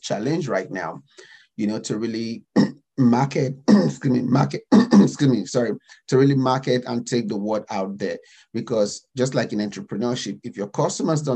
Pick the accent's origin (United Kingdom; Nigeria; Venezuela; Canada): Nigeria; moved away as an adult; now in United States; I'm African, I'm Nigerian